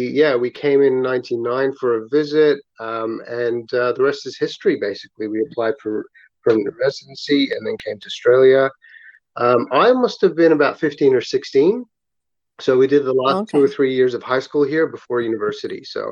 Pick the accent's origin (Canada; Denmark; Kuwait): Kuwait; also born or lived in Abu Dhabi, United Arab Emirates; Short answer really is I was born and raised in Kuwait with my brothers, and then we moved to Abu Dhabi for a couple of years